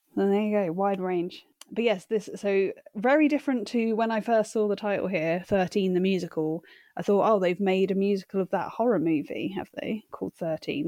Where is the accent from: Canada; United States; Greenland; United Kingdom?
United Kingdom; growing up in Britain